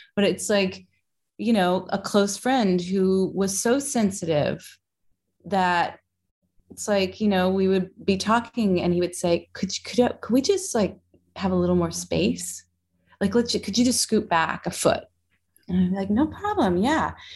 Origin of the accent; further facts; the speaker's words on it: Kentucky, United States; Kentucky, which is my home state.